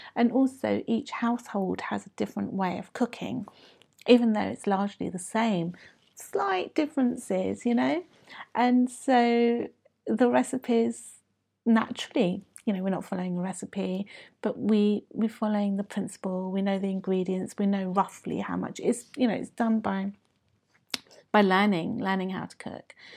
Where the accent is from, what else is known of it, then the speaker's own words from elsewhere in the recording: London, United Kingdom; I was born and brought up in the U K